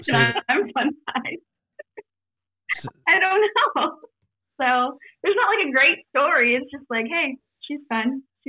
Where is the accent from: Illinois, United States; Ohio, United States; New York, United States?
Ohio, United States; Galloway; So I grew up in Galloway, Ohio, in the Hole in the Wall